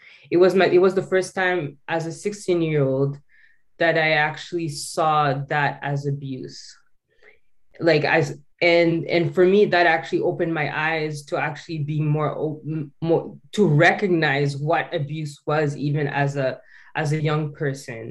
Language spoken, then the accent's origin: English; Calgary, Alberta, Canada; a quiet girl growing up in Calgary